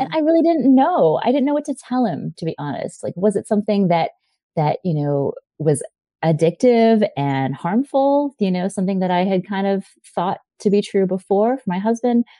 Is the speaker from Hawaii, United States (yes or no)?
yes; Hawaii, United States; I grew up in Hawaii